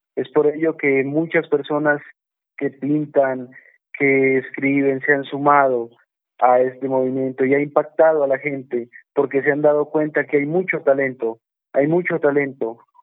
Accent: Putumayo, Colombia; orgulloso de haber nacido en el Putumayo

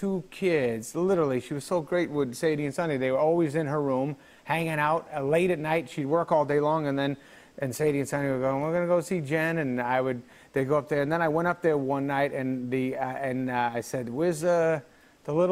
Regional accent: Manchester, New Hampshire, United States; there's a show called Uncle Gus when I was a kid in Manchester, New Hampshire

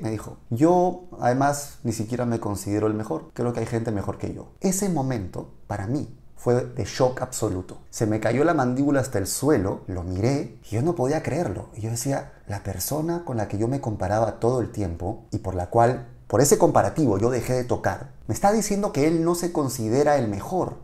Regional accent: Peru; moved away as an adult; also born or lived in Mexico; en mi país, Perú

